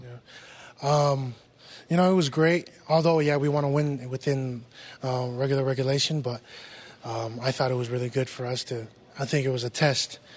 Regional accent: West Valley City, Utah, United States; a lot of kids from our city comes out and gets to play Division One football

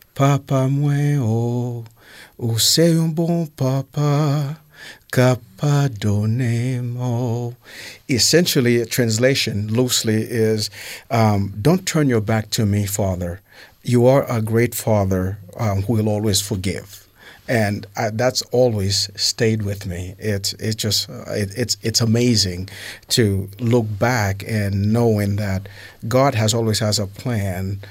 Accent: New York City, New York, United States; also born or lived in Haiti; now in Utah, United States; I grew up in Brooklyn, New York, uh, from Haiti

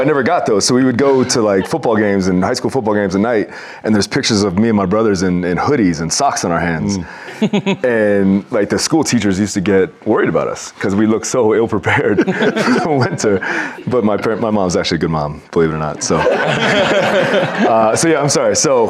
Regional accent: Hawaii, United States; now in Provo, United States; I grew up in Hawaii. I was born in Hawaii

